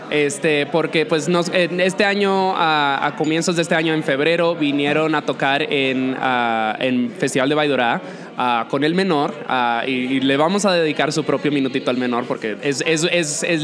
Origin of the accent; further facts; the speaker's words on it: New York, United States; yo soy de Nueva York, yo me, me desenvolví en, en círculos de vida nocturna por muchos años